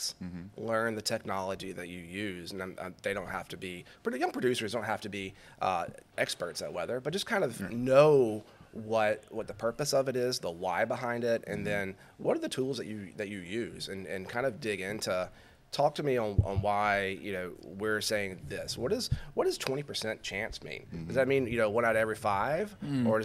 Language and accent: English; Alabama, United States; moved away as an adult; also born or lived in Louisiana / Baton Rouge / the Carolinas / Auburn, Alabama; Growing up in Alabama and then working and living in Louisiana for so long